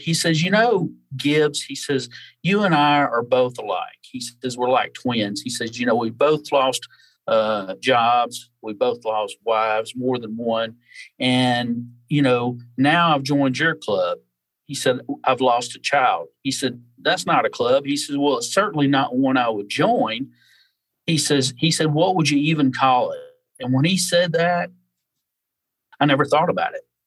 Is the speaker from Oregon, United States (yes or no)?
no; North Alabama, United States; moved away as an adult; now in Pensacola, United States; I was raised in North Alabama and moved to South Alabama and the Gulf Coast when I was about 19 years old and been here ever since